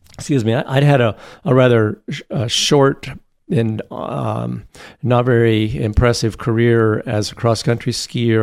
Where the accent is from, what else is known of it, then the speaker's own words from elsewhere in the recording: Boulder, Colorado, United States; I grew up in Boulder, Colorado.